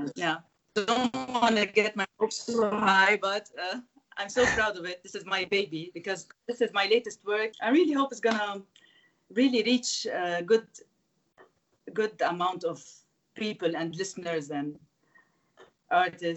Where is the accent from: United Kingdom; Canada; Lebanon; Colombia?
Lebanon; Beirut, Beirut Governorate; to start with Beirut, my hometown, which is the city where I started